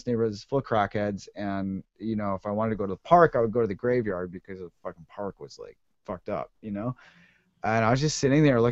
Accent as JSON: {"language": "English", "town": "Ottawa", "region": "Ontario", "country": "Canada", "tie": "born or raised there", "moved": "as an adult", "lives_now": "United States", "said": "I grew up in Ottawa, which is not exactly like the crackinest music scene"}